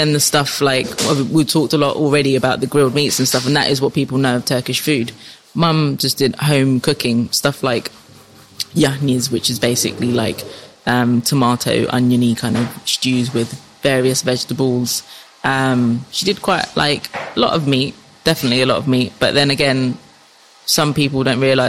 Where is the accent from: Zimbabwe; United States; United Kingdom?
United Kingdom; London; In North London, where all the other Cypriots are.